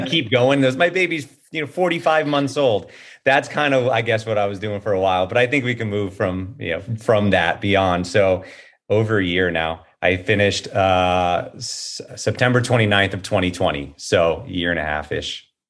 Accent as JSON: {"language": "English", "town": "Hollywood", "region": "Florida", "country": "United States", "tie": "born or raised there", "also_born_or_lived": "Gainesville, Florida / Venice Beach, California", "moved": "as an adult", "lives_now": "Los Angeles, United States", "said": "I'm from Hollywood, Florida. So I grew up in Hollywood, Florida"}